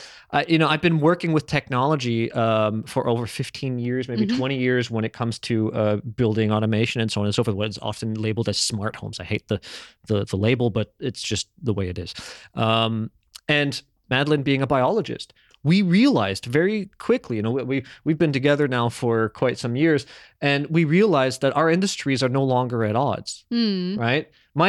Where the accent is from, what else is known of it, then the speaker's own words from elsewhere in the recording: Toronto, Ontario, Canada; I grew up in Toronto when I was a kid, and I had a couple neighbors that were just belugas.